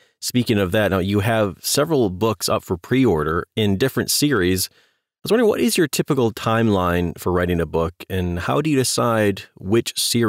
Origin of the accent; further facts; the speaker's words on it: Midwest, United States; I'm from the Midwest as well.